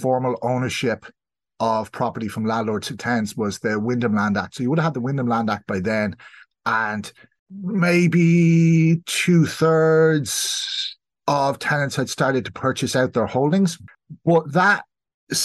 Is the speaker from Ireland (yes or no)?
yes; South Kildare, Leinster, Ireland; now in East Clare, Ireland; I'm originally from South Kildare